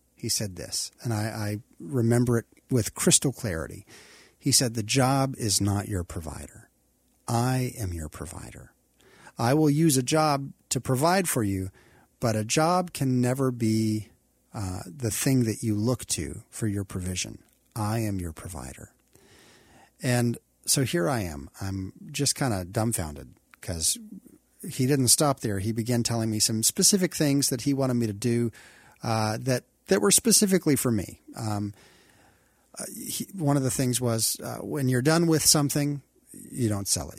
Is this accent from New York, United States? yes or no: no; Texas, United States; moved away as an adult; also born or lived in Kentucky / Oklahoma; I love Texas because I grew up here